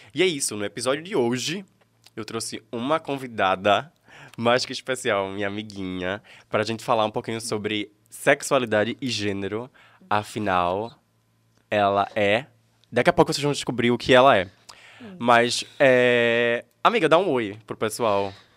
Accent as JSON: {"language": "Portuguese", "town": "Escada", "region": "Pernambuco", "country": "Brazil", "tie": "born or raised there", "said": "Eu nasci aqui em Escada."}